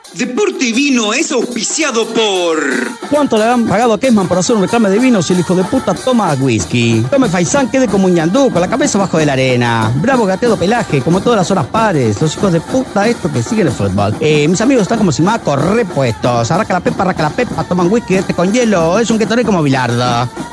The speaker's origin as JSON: {"language": "Spanish", "country": "Uruguay", "said": "en mi país"}